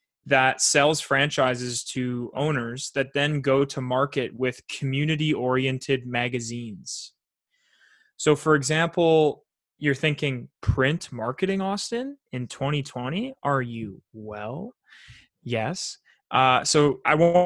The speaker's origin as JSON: {"language": "English", "town": "Chelsea", "region": "Quebec", "country": "Canada", "tie": "born or raised there", "said": "A guy that I grew up with in Chelsea, Quebec, on the other side of the country"}